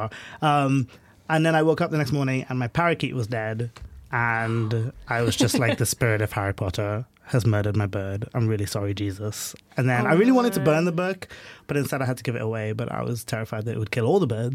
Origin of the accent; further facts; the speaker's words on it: Trinidad & Tobago; I grew up in the Caribbean, in Trinidad and Tobago